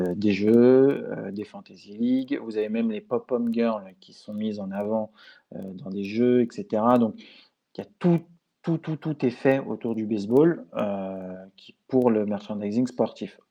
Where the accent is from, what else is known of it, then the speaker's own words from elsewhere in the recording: France; chez nous en France